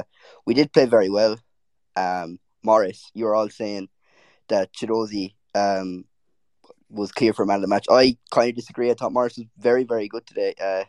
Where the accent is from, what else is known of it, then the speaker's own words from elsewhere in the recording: Ireland; And as an Irishman as well